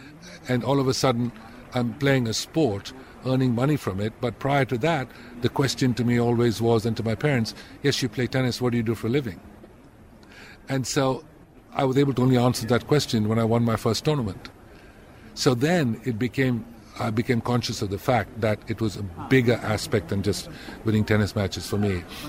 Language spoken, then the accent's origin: English; India; I would always be Indian. I still carry an Indian passport. I travel around the world only as an Indian. And I think one look at me and you'll always think of India.